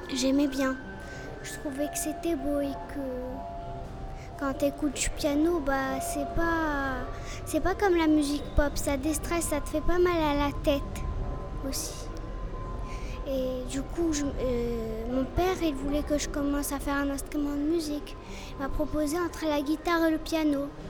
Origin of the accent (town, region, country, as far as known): Casablanca, Casablanca-Settat, Morocco; born or raised there; also born or lived in Canada